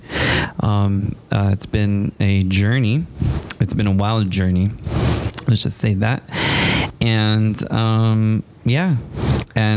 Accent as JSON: {"language": "English", "town": "San Antonio", "region": "Texas", "country": "United States", "tie": "born or raised there", "also_born_or_lived": "Kingsville, Texas", "said": "I am also from San Antonio, Texas. I grew up in the southwest side of town"}